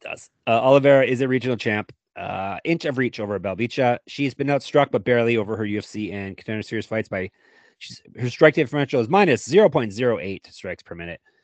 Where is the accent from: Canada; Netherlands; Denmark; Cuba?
Canada; Stoney Creek, Ontario; my hometown for the first six months of my life, Stony Creek, Ontario